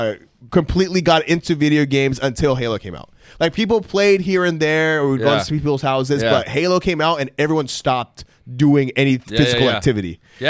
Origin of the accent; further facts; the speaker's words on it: Tustin, California, United States; where I spent most of my childhood growing up in Tustin.